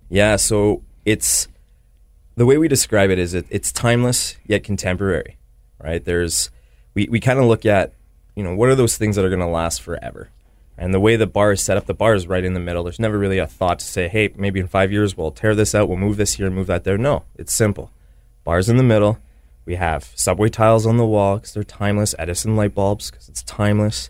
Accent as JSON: {"language": "English", "town": "Winnipeg", "region": "Manitoba", "country": "Canada", "tie": "born or raised there", "said": "I am, you know, born and raised in Winnipeg, yeah, on the Transcona side"}